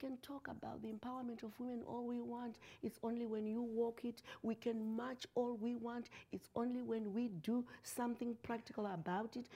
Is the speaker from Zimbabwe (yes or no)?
yes; Zimbabwe; moved away as an adult; I am from Zimbabwe